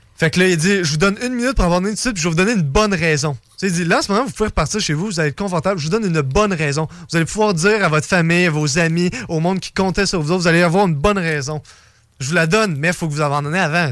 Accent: Canada; je suis canadien

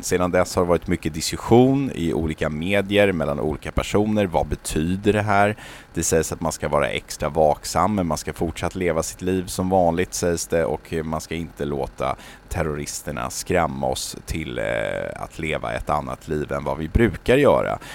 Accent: Sweden

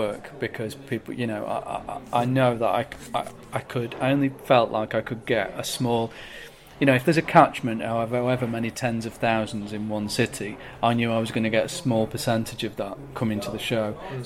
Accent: Manchester, North West England, United Kingdom; moved away; also born or lived in Brighton; Manchester was a no-brainer because it's my hometown

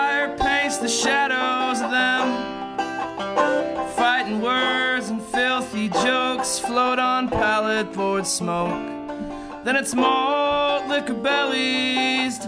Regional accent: Chicago, Illinois, United States; I'm from Chicago

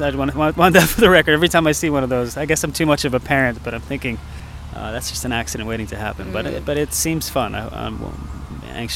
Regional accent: United States; moved away as an adult; also born or lived in New York; now in Stockholm, Sweden; as an American

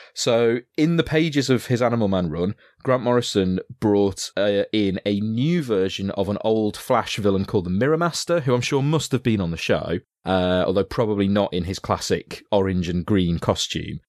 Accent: Yorkshire and the Humber, United Kingdom; I was being from Yorkshire

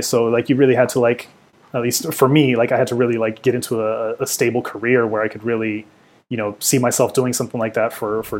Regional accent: Oxnard, California, United States; growing up in Oxnard

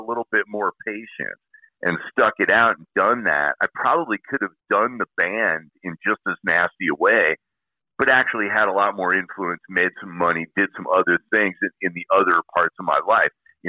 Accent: Illinois, United States; moved away; I come from Illinois

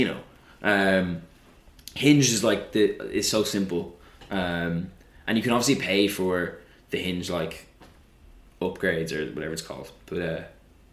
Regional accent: Ireland; now in London, United Kingdom; as an Irish person

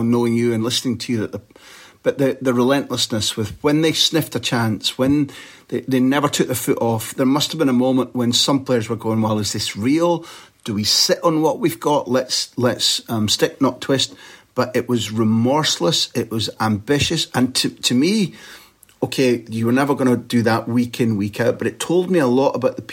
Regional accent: Scotland, United Kingdom; I'm a Scot.

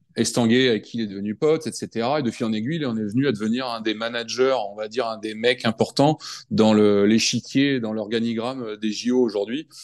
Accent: France; also born or lived in United States; je suis français

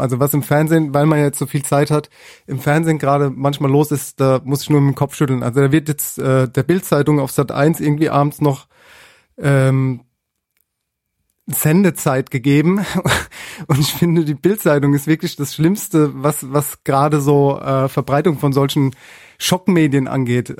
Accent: Mannheim, Baden-Württemberg, Germany; Ich selbst bin äh, Sternekoch, bin aus Mannheim

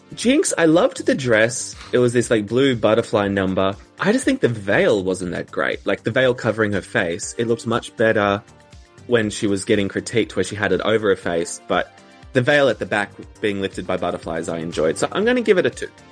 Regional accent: Australia; an Australian

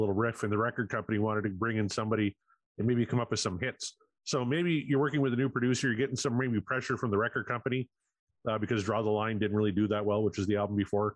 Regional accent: Saskatchewan, Canada; I'm from Saskatchewan

